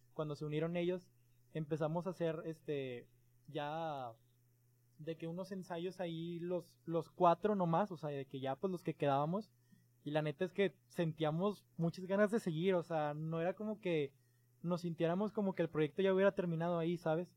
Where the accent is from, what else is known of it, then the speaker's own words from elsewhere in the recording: Mexico; desde México, pues somos mexicanos